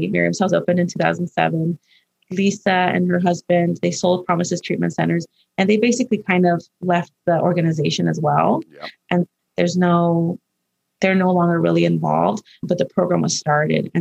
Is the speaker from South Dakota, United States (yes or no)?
no; Los Angeles, California, United States; when I was growing up in Highland Park